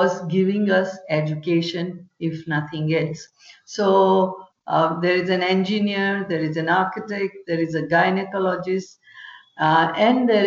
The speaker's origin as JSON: {"language": "English", "town": "Vadodara", "region": "Gujarat", "country": "India", "tie": "born or raised there", "said": "I'm born and brought up in Vadodara, which is on the western coast of India"}